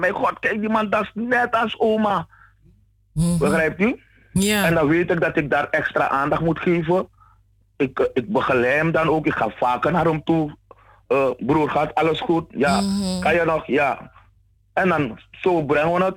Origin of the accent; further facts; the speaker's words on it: Suriname; moved away; als Surinamers, als allochtonen